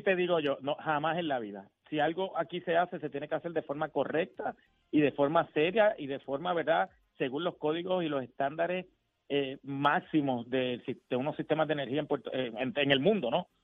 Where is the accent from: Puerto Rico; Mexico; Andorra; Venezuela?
Puerto Rico; como puertorriqueños